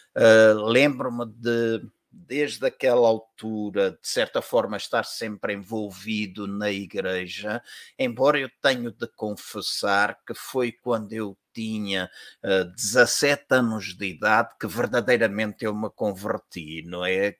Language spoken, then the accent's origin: Portuguese; Angola; moved away as an adult; also born or lived in Portugal; eu sou natural da Angola, ah, sou filho de angolanos também